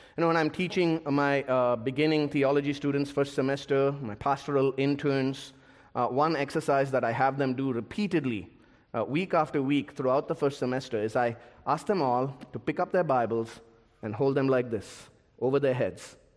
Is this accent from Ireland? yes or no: no; India; my home country of India